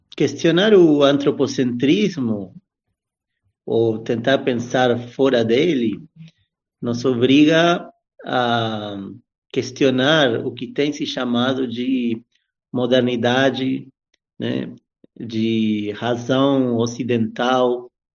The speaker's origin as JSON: {"language": "Portuguese", "country": "Argentina", "tie": "born or raised there", "also_born_or_lived": "Brazil", "moved": "yes", "lives_now": "São Paulo, Brazil", "said": "eu nasci na Argentina, mas já um, faz um bom tempo que estou por aqui no Brasil"}